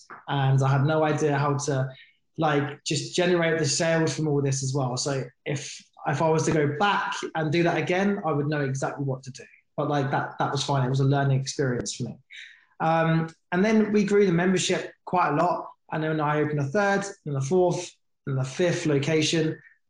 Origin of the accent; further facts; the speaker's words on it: United Kingdom; I'm a veteran. I'm a British Army veteran.